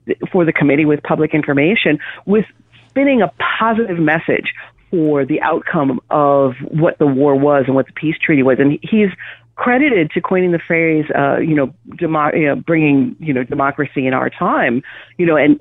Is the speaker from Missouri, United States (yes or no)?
no; Wisconsin, United States; growing up in Wisconsin, Canada light, as we usually like to say. We grew up with these recipes